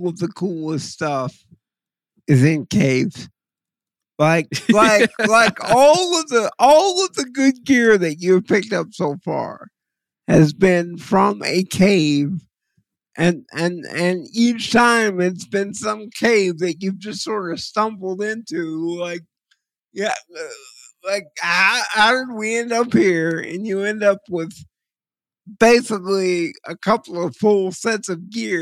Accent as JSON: {"language": "English", "region": "Texas", "country": "United States", "said": "I'm from Texas, and it kind of made me smile as a Texan"}